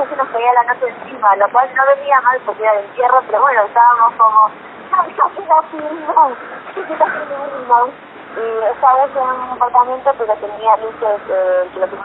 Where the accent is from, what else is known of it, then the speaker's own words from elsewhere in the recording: Colombia; now in Argentina; la verdad es que crecimos en Colombia, que eh, ahí empecé, ahí empecé a, conocer cómo era una banda, eh, y cuando volví acá